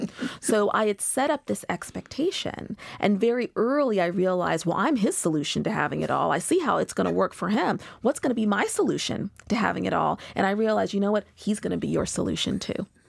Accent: Pacific Northwest, United States; moved away as an adult; also born or lived in Seattle / Boston; now in New York, United States; I'm originally from the Pacific Northwest.

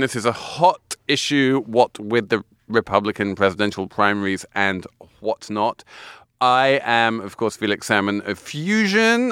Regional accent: England, United Kingdom; moved away; being English

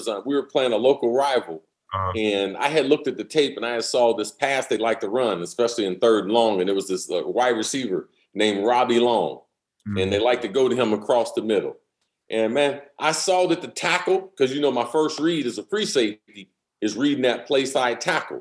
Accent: Ohio, United States; now in Florida, United States; I'm from the Midwest. I'm originally from Ohio

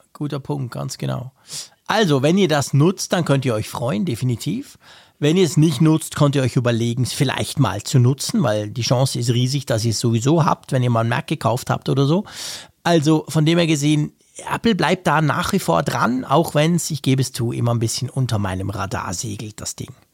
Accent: Switzerland; als Schweizer

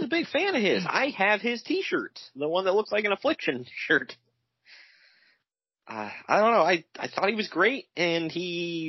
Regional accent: New York, United States; yeah, we're both from New York.

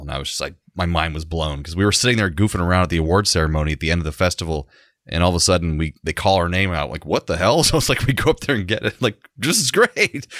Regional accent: Central Florida, United States; growing up in Central Florida

